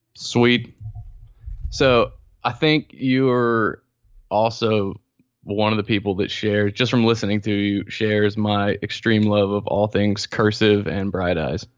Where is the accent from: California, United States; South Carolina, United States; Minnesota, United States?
South Carolina, United States; I'm from South Carolina, and I grew up Southern Presbyterian.